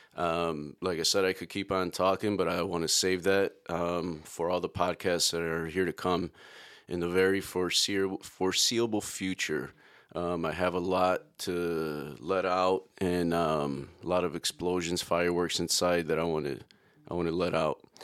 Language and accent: English; Chicago, Illinois, United States; I was born and raised in Chicago. grew up in the South Side